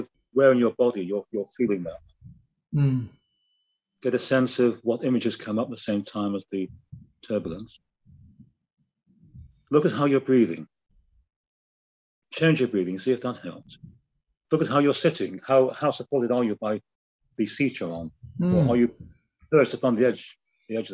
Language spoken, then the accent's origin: English; the North of England, United Kingdom; being a Northerner